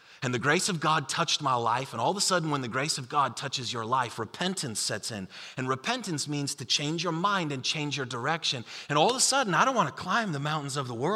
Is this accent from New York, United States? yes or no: yes; Buffalo, New York, United States; the church that I grew up in Buffalo, New York